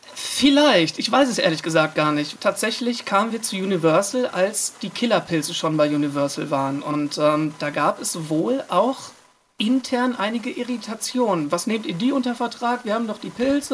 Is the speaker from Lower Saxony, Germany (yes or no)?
no; Iserlohn, North Rhine-Westphalia, Germany; now in Cologne, Germany; wir kommen ja ursprünglich aus Iserlohn